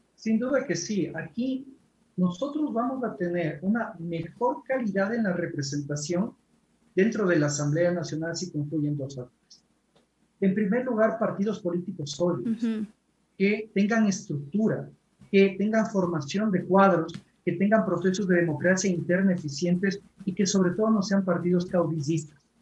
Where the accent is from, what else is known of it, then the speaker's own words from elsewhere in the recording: Ecuador; nosotros como ecuatorianos